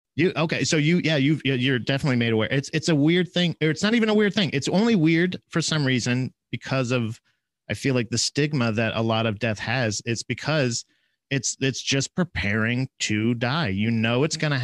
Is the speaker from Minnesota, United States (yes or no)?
no; Florida, United States; moved away as an adult; I'm originally from Florida, so we we moved up here not uh, like six years ago